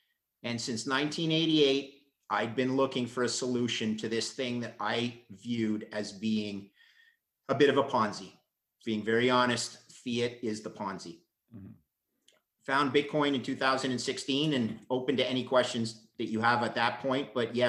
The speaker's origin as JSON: {"language": "English", "town": "Montreal", "region": "Quebec", "country": "Canada", "said": "I'm an engineer, McGill engineer, and a proud Montrealer"}